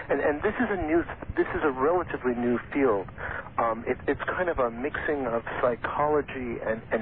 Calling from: Moraga, California, United States; I'm calling from Moraga, California.

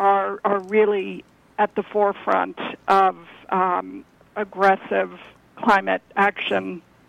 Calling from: Dobbs Ferry, New York, United States; I'm calling from Dobbs Ferry, just across the river from where you're broadcasting from.

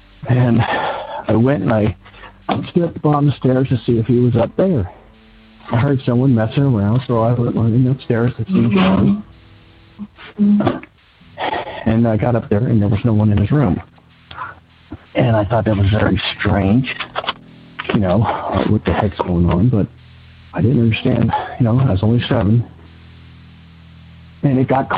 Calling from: Cincinnati, Ohio, United States; I'm calling from Cincinnati, Ohio.

